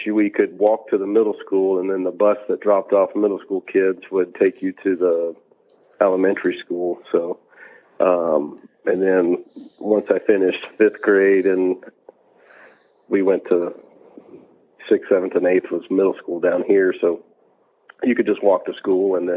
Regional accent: Alabama, United States; also born or lived in Annapolis, Maryland / Gambrills, Maryland; we moved to Alabama in like 91 or something like that. And grew up through the rest of elementary school and middle school and high school in Alabama

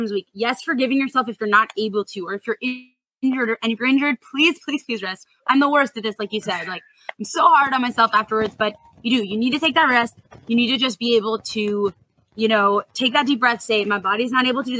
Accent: San Diego, California, United States; I'm from San Diego

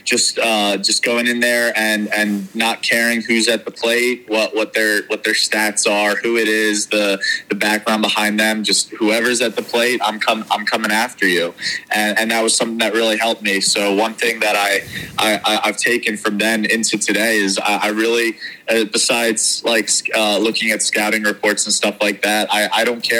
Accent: Philadelphia, Pennsylvania, United States; I was from Philadelphia and a huge Phillies fan

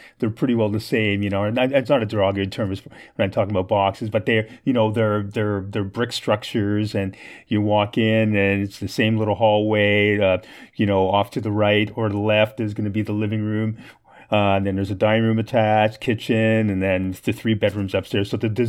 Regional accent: Ontario, Canada; A lot of, you know, the neighborhoods I grew up in around Coxwell, Girard, there were a lot of Italians, a lot of Greeks, a lot of immigrants

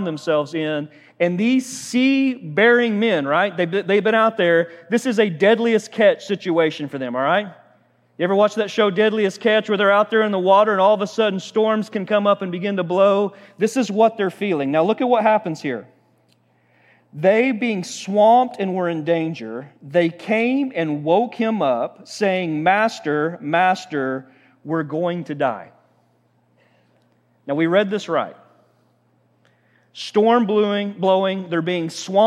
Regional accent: Oklahoma, United States; we're from Oklahoma

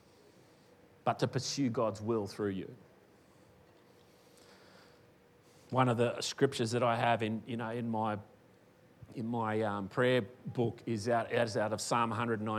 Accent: Western Australia, Australia; now in Queensland, Australia; I was born in Western Australia. I came to Queensland

